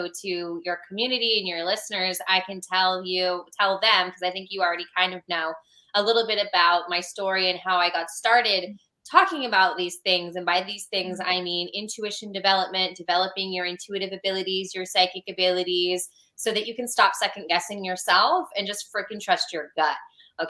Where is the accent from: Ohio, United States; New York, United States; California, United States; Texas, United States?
California, United States; now in Georgia, United States; I'm from California